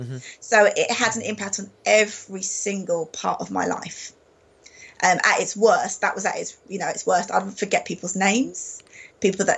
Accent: London, United Kingdom; moved away as an adult; I grew up in London. That was my hometown.

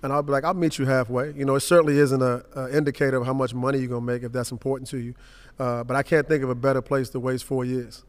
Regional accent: Washington, District of Columbia, United States; I grew up in Southeast Washington, Langston

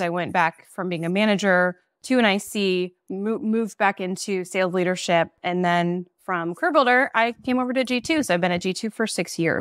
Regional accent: Nebraska, United States; moved away as an adult; also born or lived in Iowa; now in Chicago, United States; I'm actually from Nebraska. I moved from Nebraska to Iowa to open an office there

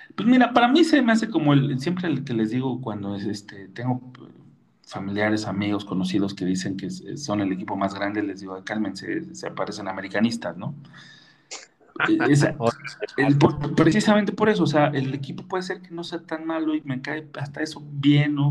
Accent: Mexico City, Mexico; Yo soy de San Pedro Jalpa, a buena ley.

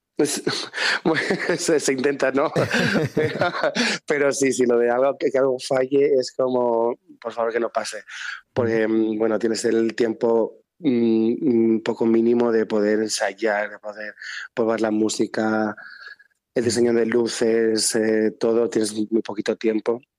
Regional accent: San Cristóbal de Entreviñas, Castile and León, Spain; also born or lived in Zamora; nací en San de entre mm. pero luego a los 15 y 16 me fui a Zamora mm. a bachillerato de artes

